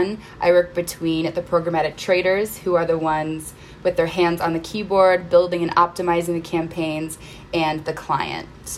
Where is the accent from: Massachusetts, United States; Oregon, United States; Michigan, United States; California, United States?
Michigan, United States; Northville; moved away as an adult; now in Chicago, United States; I grew up in Northville, Michigan